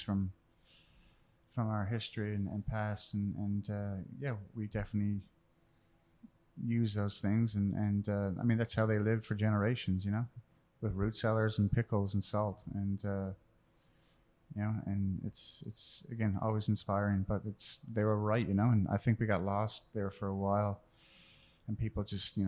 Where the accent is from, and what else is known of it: Newfoundland and Labrador, Canada; born or raised there; moved away as an adult; also born or lived in Chicago